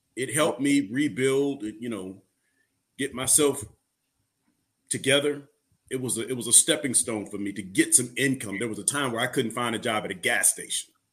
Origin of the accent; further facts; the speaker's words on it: Illinois, United States; I'm from Illinois